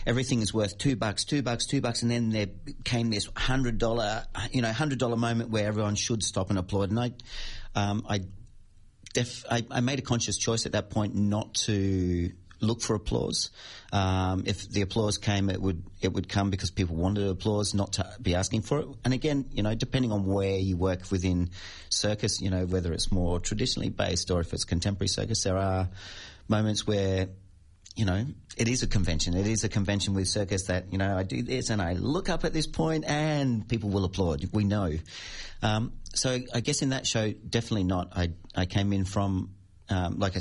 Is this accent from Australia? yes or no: yes; Australia; moved away as an adult; also born or lived in Madrid, Spain; I'm kind of like a plastic Australian at the moment. I'm going, yeah, I'm Australian. Am I 20 years out of the country's